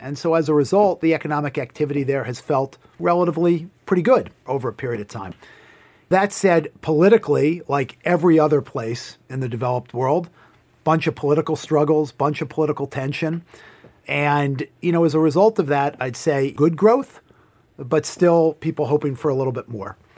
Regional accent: Hartsdale, New York, United States; I grew up in a town called Hartsdale, New York

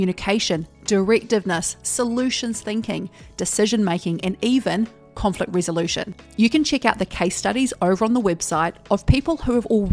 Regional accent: Hawke's Bay, New Zealand; moved away as an adult; now in Indonesia; We grew up in Hawke's Bay, New Zealand, came over to Indonesia.

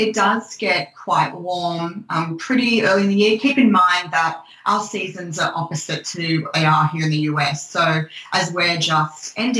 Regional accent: Sydney, New South Wales, Australia; accent: Australian; moved away as an adult; also born or lived in London / Greece; now in New York, United States; As you can probably tell from my accent, I am Australian. I was born and raised in Sydney. I lived there most of my life. I'm now based in New York, but I travel back home about once a year since we left 2 or 3 years ago. And I've lived in London, I've lived in Greece

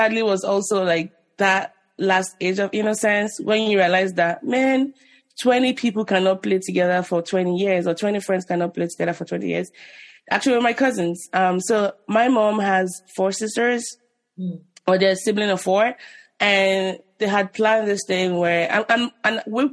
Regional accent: Nigeria; moved away as an adult; also born or lived in Ibadan, Nigeria; now in United States; I was born in Nigeria in the 80s. And I left when I was 25

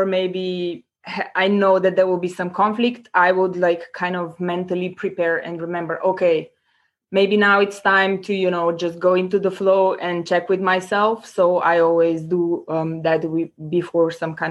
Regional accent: Slovenia; now in Prague, Czech Republic; I come originally from Slovenia. Currently, I'm located in Prague

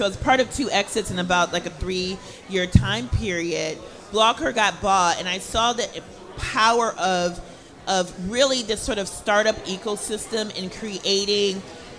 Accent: Minneapolis, Minnesota, United States; I grew up in Minnesota, so I was used to being the only little chocolate drop in a room.

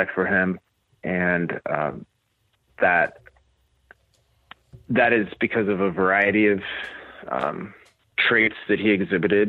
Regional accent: Kansas, United States; I grew up in Kansas on a fifth-generation farm.

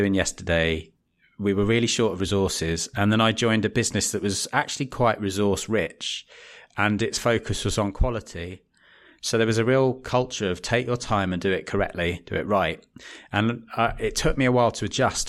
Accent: West Wickham, London, United Kingdom; moved away; also born or lived in Bromley / Leeds; I was born in Bromley and grew up in a little town called West Wickham in the South East.

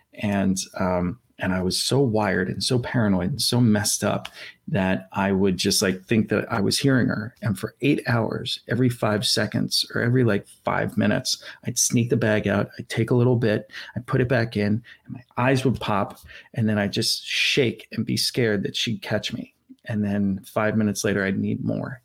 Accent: Philadelphia, Pennsylvania, United States; I'm from Center City, Philadelphia

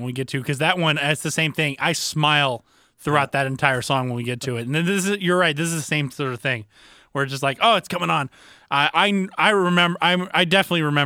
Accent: the South, United States; I grew up in the South

